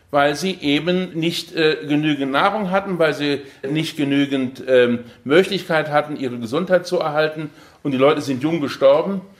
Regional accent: Aachen, North Rhine-Westphalia, Germany; Ich komme aus Aachen da und habe gedacht, bin mal gespannt, wie das aussieht.

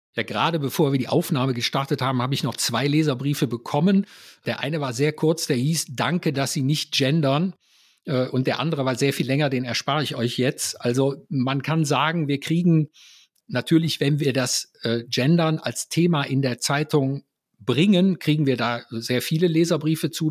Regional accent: Mönchengladbach, North Rhine-Westphalia, Germany; bei uns in Mönchengladbach

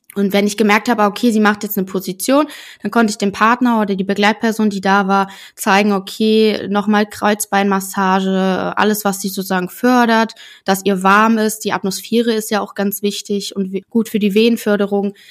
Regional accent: Germany; bei uns in Deutschland

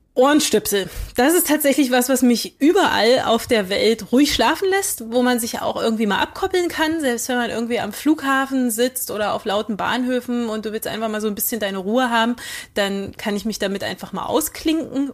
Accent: Magdeburg, Saxony-Anhalt, Germany; ich bin ähm, 85 in Magdeburg geboren

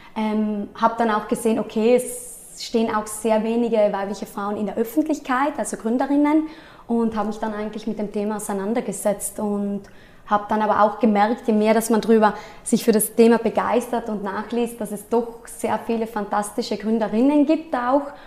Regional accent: South Tyrol, Trentino-Alto Adige, Italy; also born or lived in Innsbruck; ich komme aus Südtirol, bin 28 Jahre alt

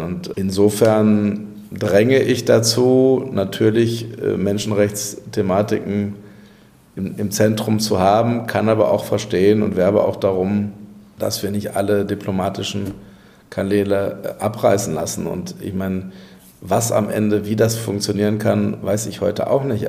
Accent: Castrop-Rauxel, North Rhine-Westphalia, Germany; meine Heimatstadt Castrop-Rauxel

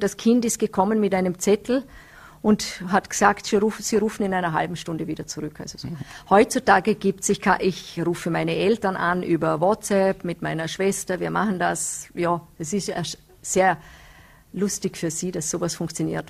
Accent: Nenzing, Vorarlberg, Austria; ich komme aus Nützeders, da sind die Berge rundherum

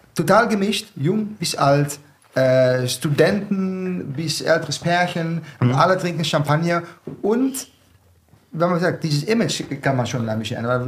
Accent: southern Netherlands, Netherlands; German is a second language; moved away as an adult; now in Mainz, Germany; Ich komme aus dem Süden. Ich sage, das ist Bayern, die Niederlande, Nähe von die belgischen

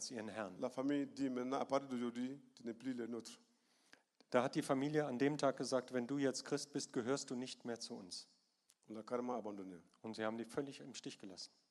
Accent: Bamako, Mali; German is a second language; Manchmal ist das passiert, dass in Sivare weiter im {S1} Norden {S0} oder bei uns in Bamako in der Hauptstadt.

